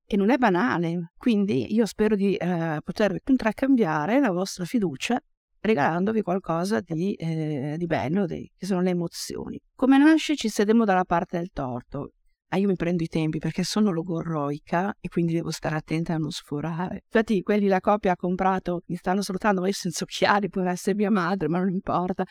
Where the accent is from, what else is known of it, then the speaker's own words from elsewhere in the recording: Casteggio, Lombardy, Italy; io vengo dall'Oltrapò Pavese